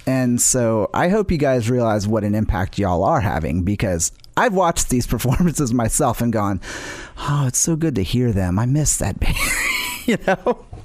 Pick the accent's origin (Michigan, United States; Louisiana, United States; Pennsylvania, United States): Louisiana, United States; New Orleans; I grew up in New Orleans